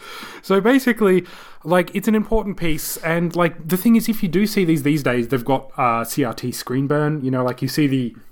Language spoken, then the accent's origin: English; Australia; We're Australian.